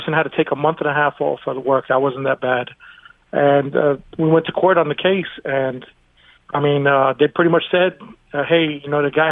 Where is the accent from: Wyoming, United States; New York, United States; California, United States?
New York, United States; New York City; now in Leesburg, Virginia, United States; I grew up in Brooklyn, New York